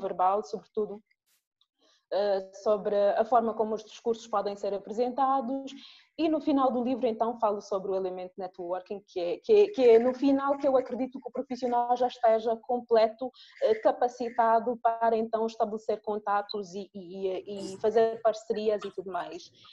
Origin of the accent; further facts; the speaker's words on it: Angola; sou angolana